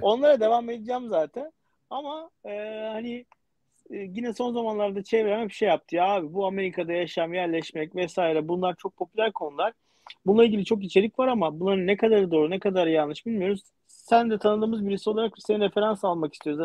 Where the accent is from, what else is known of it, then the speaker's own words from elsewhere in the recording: Istanbul, Turkey; moved away as an adult; ben doğma büyüme İstanbulluyum yani işte e, Erenköy'de oturuyordum